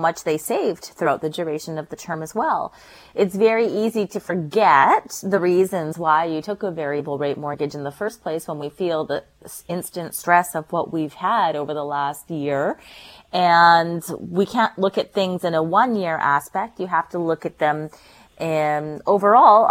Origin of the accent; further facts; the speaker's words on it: North Shore, British Columbia, Canada; I grew up on the North Shore